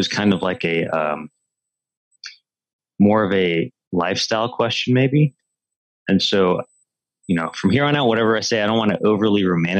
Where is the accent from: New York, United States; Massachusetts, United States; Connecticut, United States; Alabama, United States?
Connecticut, United States; moved away; also born or lived in Okinawa, Japan; I'm originally from Connecticut, oldest of three kids.